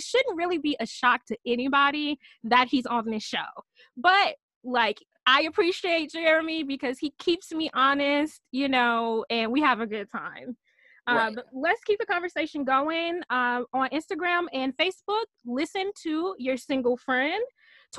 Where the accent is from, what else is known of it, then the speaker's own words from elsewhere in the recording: Michigan, United States; I'm from Michigan